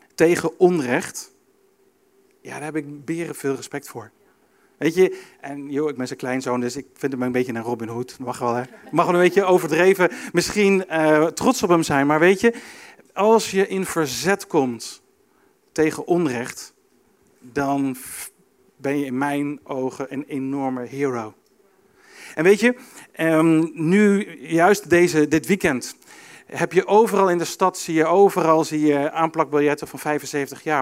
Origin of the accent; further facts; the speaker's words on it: Arnhem, Gelderland, Netherlands; Ik kom uit Arnhem, mijn opa komt uit Arnhem